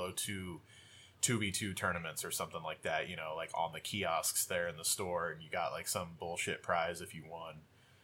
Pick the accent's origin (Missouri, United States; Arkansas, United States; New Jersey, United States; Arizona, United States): Missouri, United States; Sedalia; We're from Sedalia